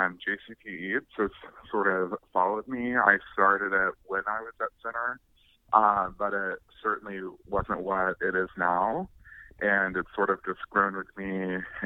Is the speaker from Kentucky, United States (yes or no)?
yes; Russell County, Kentucky, United States; also born or lived in Danville, Kentucky / Bowling Green, Kentucky; now in Louisville, United States; I am originally a country boy, born and raised in Russell County, Kentucky